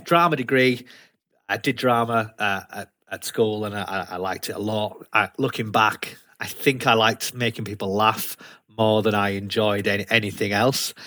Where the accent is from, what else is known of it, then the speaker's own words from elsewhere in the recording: Leeds, Yorkshire and the Humber, United Kingdom; accent: broad Yorkshire; moved away as an adult; also born or lived in London / Newcastle; now in Gateshead, United Kingdom; I've got a broad Yorkshire accent because I was brought up in Leeds, lived there for a long time, and then moved to the northeast about seven years ago